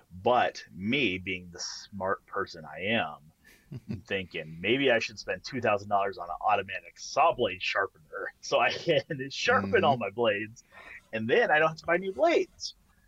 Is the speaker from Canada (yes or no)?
yes; Canada; Like, there's three things that happen when you're Canadian.